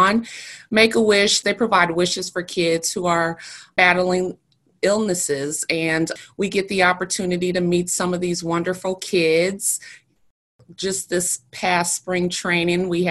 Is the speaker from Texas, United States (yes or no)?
no; Milwaukee, Wisconsin, United States; I grew up in Milwaukee